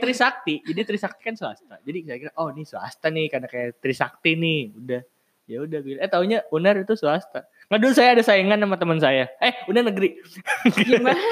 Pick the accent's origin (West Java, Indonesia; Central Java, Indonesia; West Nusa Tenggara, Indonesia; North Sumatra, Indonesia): West Java, Indonesia; western Java; moved away as an adult; rumahku kan di Jawa bagian barat